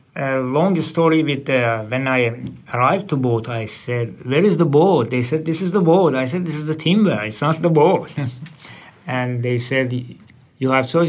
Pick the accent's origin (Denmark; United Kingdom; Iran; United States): Iran; Tehran, Tehran Province; English is a second language; moved away as an adult; also born or lived in Indonesia / Christmas Island / Sydney; now in Australia; I'm from Iran, uh, capital city Tehran